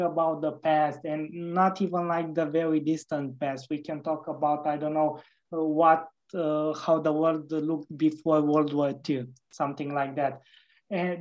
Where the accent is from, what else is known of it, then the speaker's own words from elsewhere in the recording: Romania; Romania, my home country